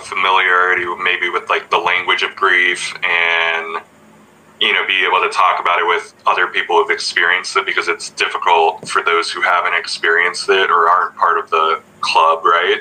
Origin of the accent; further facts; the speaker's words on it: Colorado, United States; now in Michigan, United States; I'm from Colorado, which is a state in the U.S., and I'm in Michigan now